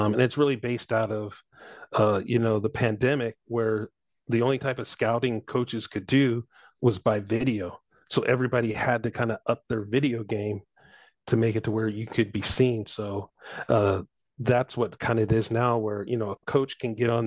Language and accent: English; St. Louis, Missouri, United States; I grew up in St. Louis, so Blues fan